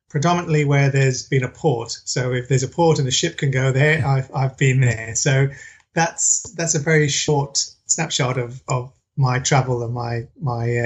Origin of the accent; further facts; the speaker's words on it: England, United Kingdom; I'm originally from the UK and and, and I feel like I'm a bit of a, a mongrel. So I'm half Welsh, half Irish, born in England.